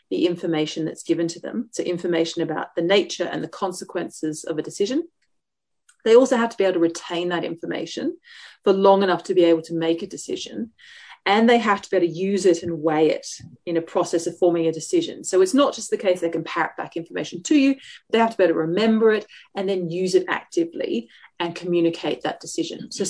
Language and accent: English; Tasmania, Australia; moved away as an adult; now in Oxford, United Kingdom; I'm originally from Tasmania.